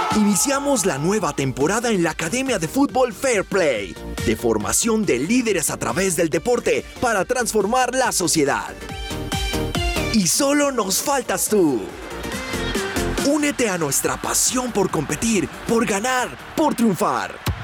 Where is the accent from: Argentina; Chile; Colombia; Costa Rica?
Colombia; como colombianos